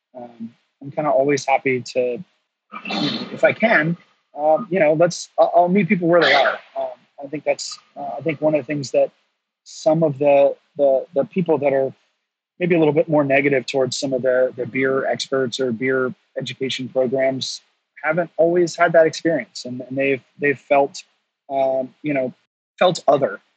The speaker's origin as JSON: {"language": "English", "region": "North Carolina", "country": "United States", "tie": "born or raised there", "said": "I'm from North Carolina"}